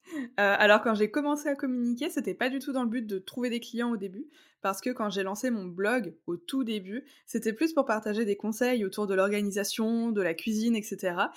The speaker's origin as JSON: {"language": "French", "town": "Strasbourg", "region": "Grand Est", "country": "France", "said": "j'ai 28 ans. Je viens de Strasbourg"}